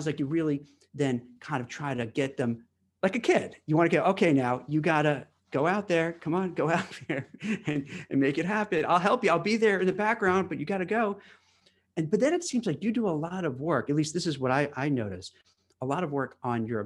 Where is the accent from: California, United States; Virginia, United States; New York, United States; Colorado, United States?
New York, United States; New York City; now in New Jersey, United States; I grew up in Brooklyn in a place called Canarsie